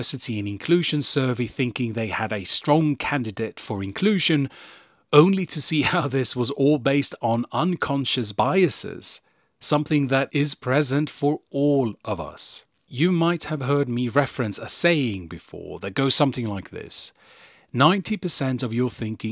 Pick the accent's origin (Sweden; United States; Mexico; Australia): Sweden; I was born and raised in Sweden